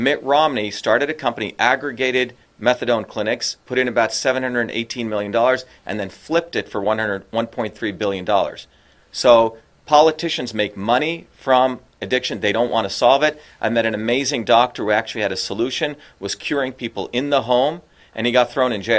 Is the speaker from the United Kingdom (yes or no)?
no; India; now in United States; when I was growing up in India, my grandmother's a poor farmer